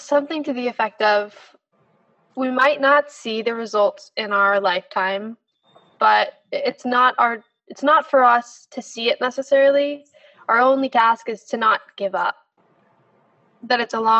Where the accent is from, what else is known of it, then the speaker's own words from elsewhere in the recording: United States; especially in my generation, especially as American